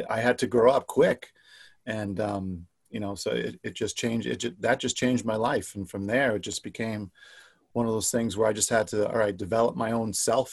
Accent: New York City, New York, United States; now in Rochester, United States; I grew up in New York City

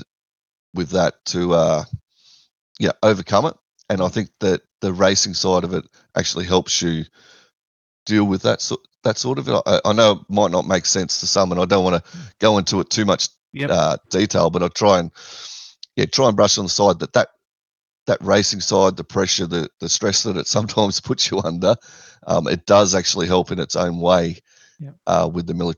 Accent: Australia

